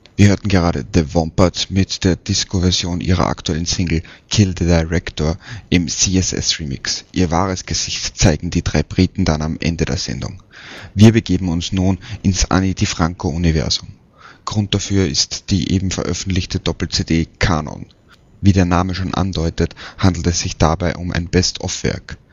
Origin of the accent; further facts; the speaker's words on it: Vienna, Austria; in meiner Heimatstadt